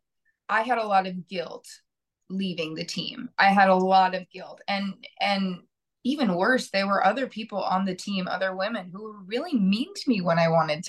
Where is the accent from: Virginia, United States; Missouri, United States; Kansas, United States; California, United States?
Kansas, United States; moved away as an adult; also born or lived in New Jersey; now in New York, United States; I was born in Jersey. And then moved to Kansas as a kid. So, you know, so I grew up, you know, 18, 20 years in the Midwest.